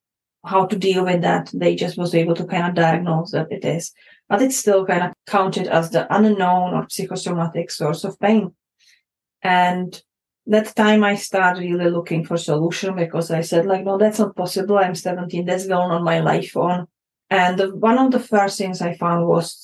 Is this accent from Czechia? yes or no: yes; Prague, Czechia; moved away; I grew up in Czech Republic, in that time called Czechoslovakia, in the time of communism era.